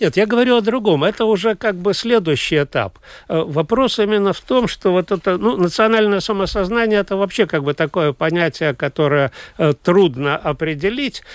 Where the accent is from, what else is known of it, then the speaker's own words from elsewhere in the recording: Latvia; first language Russian; я гражданин Латвии, я родился и прожил здесь всю жизнь, но мой родной язык русский